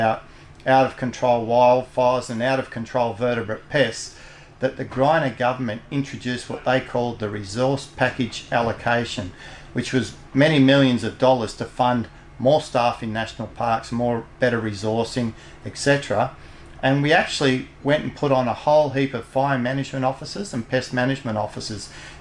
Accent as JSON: {"language": "English", "area": "Blue Mountains", "region": "New South Wales", "country": "Australia", "said": "I'm from the Blue Mountains"}